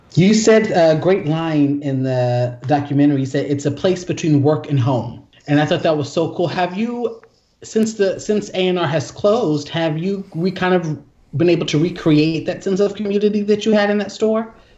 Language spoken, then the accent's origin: English; Yonkers, New York, United States; also born or lived in Columbus, Ohio; now in Brooklyn, United States; I was born in Yonkers